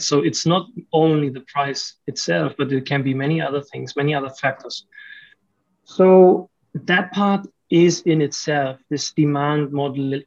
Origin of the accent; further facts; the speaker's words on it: Germany; moved away as an adult; also born or lived in Romania; now in Malaysia; I lived my whole life in, in Germany